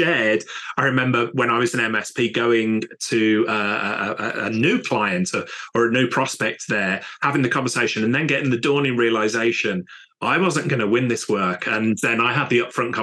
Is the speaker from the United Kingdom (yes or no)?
yes; United Kingdom; we're British